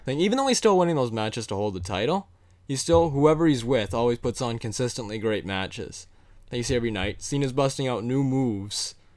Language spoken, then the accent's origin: English; Canada; being two Canadian boys